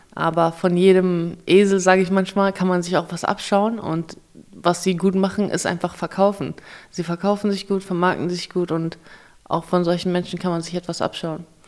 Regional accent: Kazakhstan; moved away; ich bin in Kasachstan geboren

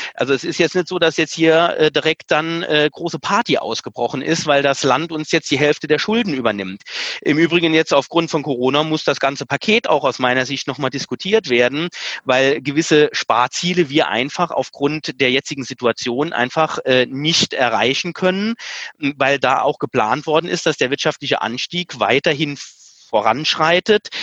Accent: Saarland, Germany; bei uns im Saarland

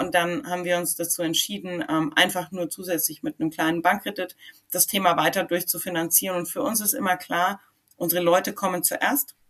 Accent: Schweinfurt, Bavaria, Germany; meine Wurzeln sind nach wie vor das Frankenland, mhm. sind nach wie vor Schweinfurt

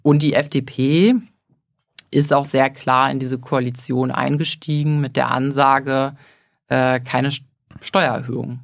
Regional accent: Leverkusen, North Rhine-Westphalia, Germany; also born or lived in Düsseldorf; Ich bin geboren und aufgewachsen in Leverkusen

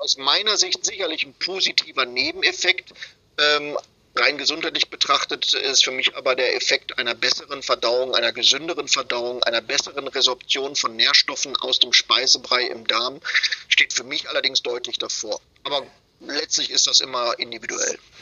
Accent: Germany; bei uns in Deutschland

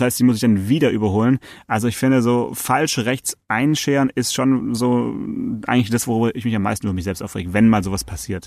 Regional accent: Swabia, Germany; ich bin Schwabe

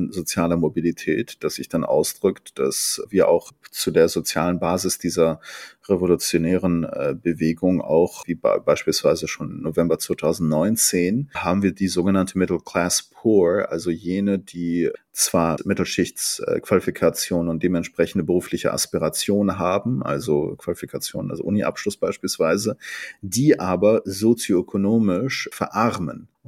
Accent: Tabriz, East Azerbaijan, Iran; beispielsweise aus meiner Heimatstadt Tabriz, die turksprachig

